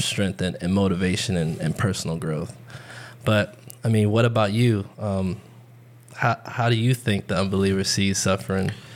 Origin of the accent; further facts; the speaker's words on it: Tampa, Florida, United States; I was born and raised in Tampa, Florida.